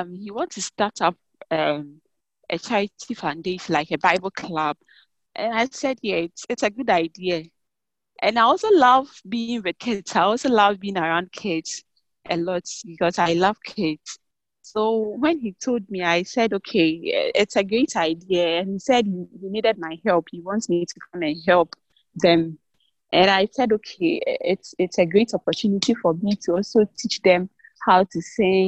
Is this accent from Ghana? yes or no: yes; Ghana; I'm from Ghana, West Africa, Ghana.